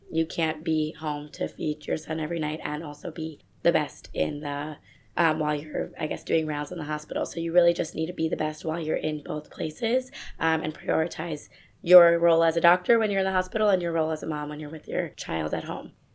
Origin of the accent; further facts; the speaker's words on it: suburbs of New York City, United States; I'm originally from New York. I grew up in the suburbs of New York City with my family